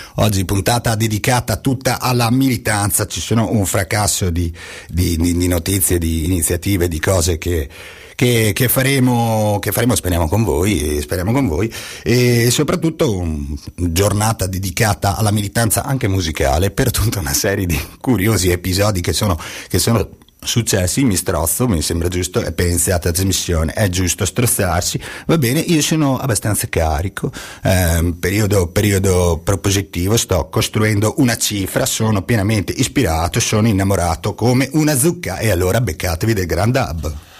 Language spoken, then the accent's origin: Italian; Ravenna, Emilia-Romagna, Italy; vengo da Ravenna